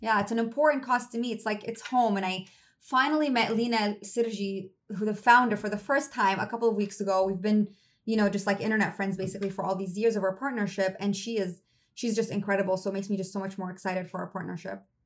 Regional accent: Damascus, Damascus Governorate, Syria; moved away; I'm half Syrian. I grew up in Syria and Damascus. I was there for my entire childhood

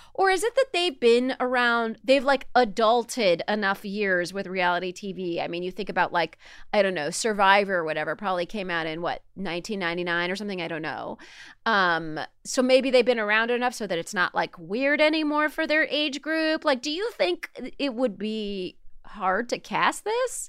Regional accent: Palm Springs, California, United States; who I grew up with in Yale, Palm Springs, California

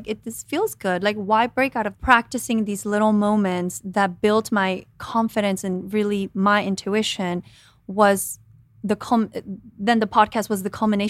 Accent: Guatemala; moved away; I mean, I came from Guatemala by myself thinking I was going to be in television, right?

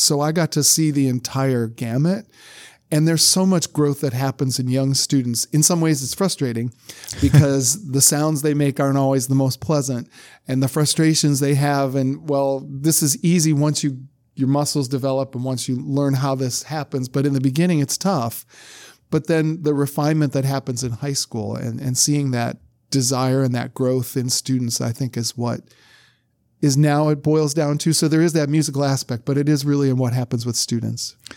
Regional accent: Brunswick, Ohio, United States; moved away as an adult; now in Louisiana, United States; my hometown of Brunswick, Ohio

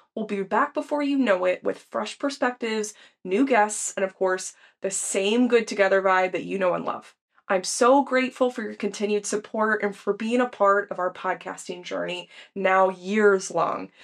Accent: Texas, United States; now in Seattle, United States

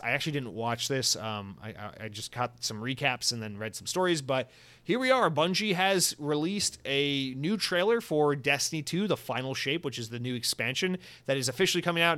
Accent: United States; being an American

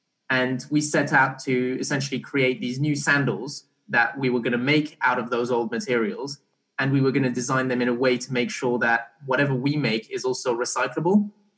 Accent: Barbados; also born or lived in Belgium; So I was born in Belgium, but I grew up kind of in Barbados for a few years.

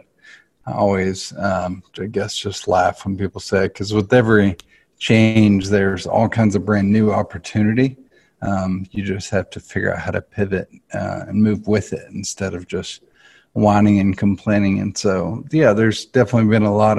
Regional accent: Nashville, Tennessee, United States; I grew up here in Nashville. I'm a Nashville native and grew up in the arts.

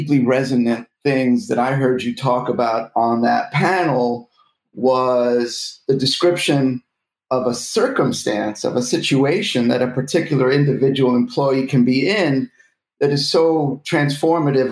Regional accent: United States; as an American

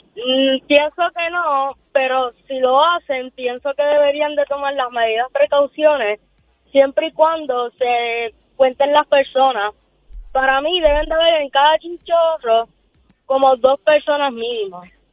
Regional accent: Puerto Rico; somos boricuas

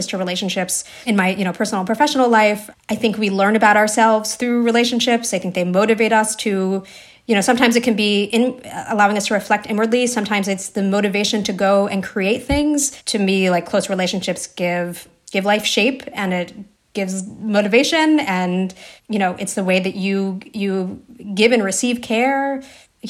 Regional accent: New Jersey, United States; I grew up in New Jersey for a lot of my childhood.

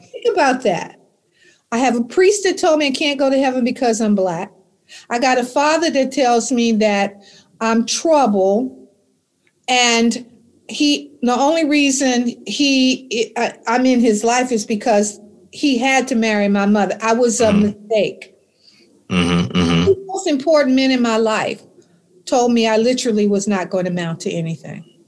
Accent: Alexandria, Virginia, United States; I grew up in Alexandria, Virginia in 1951

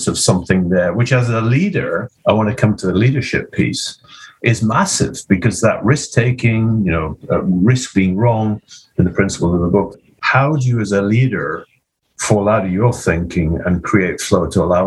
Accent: Scotland, United Kingdom; as a Scottish Presbyterian

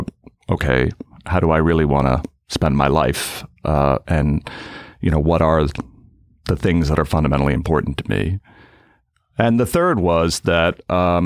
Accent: Cape Cod, Massachusetts, United States; also born or lived in Boston; I grew up in Cape Cod in an Irish Catholic family

